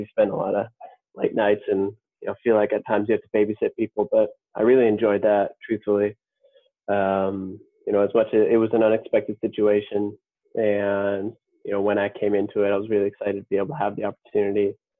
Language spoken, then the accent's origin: English; Colorado, United States; now in Minnesota, United States; We both live in Minnesota at this point. And I came from Colorado, which are both pretty active states